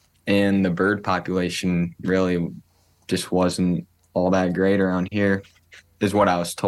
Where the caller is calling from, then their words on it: Cedar Falls, Iowa, United States; I am calling from Cedar Falls, Waterloo area of Iowa, and I run a German short hair pointer.